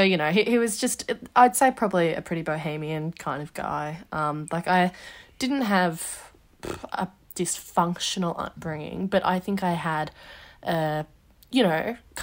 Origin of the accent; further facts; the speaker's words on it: Melbourne, Victoria, Australia; also born or lived in Wagga Wagga; Yeah, I was born in Wagga Wagga to my mum and dad, and I was only there for a few years before we moved to Melbourne. So Melbourne's mostly what I sort of know.